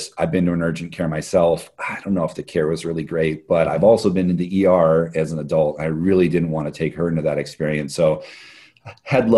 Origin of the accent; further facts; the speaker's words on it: Hawaii, United States; also born or lived in Bay Area; now in Portland, United States; my wife and I are both born and raised in Hawaii